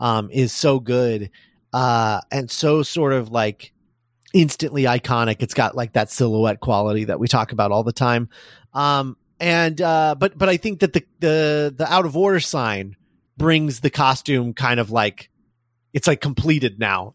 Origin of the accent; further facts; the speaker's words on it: Columbus, Indiana, United States; my hometown of Columbus, Indiana